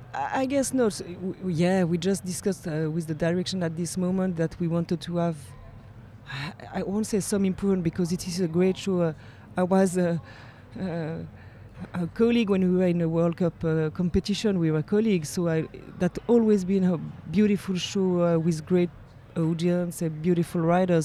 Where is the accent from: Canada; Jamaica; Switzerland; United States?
Switzerland; Geneva; I lived in Geneva. I was born in Geneva. I studied in Geneva. So I'm really from Geneva